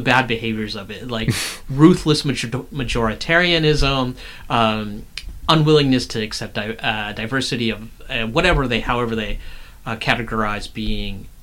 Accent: the South, United States; I grew up in the South

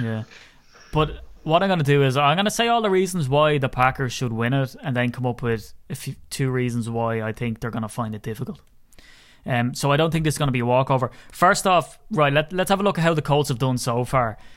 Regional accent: Ireland; I'm an Irishman

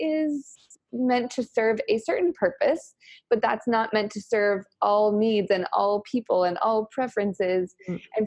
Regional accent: New Mexico, United States; now in Austin, United States; I'm also from New Mexico. I like to share that. I'm very proud of my New Mexico heritage.

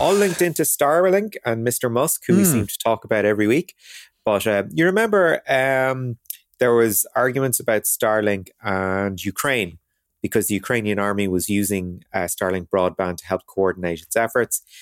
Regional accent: Ireland; as Irish people

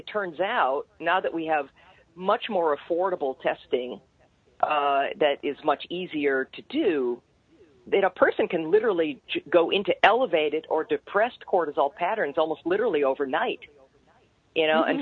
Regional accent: Canada; I'm a Canadian too, by birth

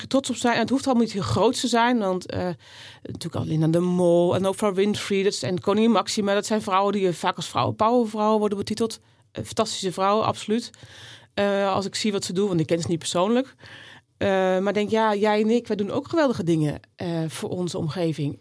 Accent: Netherlands; ik ben hier ook geboren in Nederland. Ik ben echt Nederlands klein getrokken

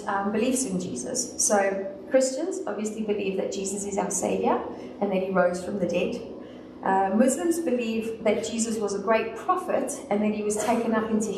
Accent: South Africa; Since I'm from the South

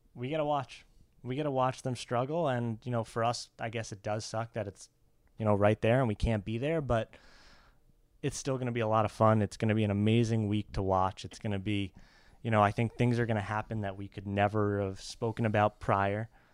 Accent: Mamaroneck, New York, United States; we grew up in Mamaroneck, New York.

